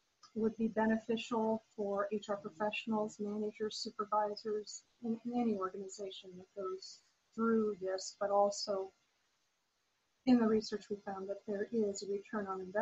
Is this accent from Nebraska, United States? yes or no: yes; Lincoln, Nebraska, United States; now in Tampa, United States; Lincoln, Nebraska, my hometown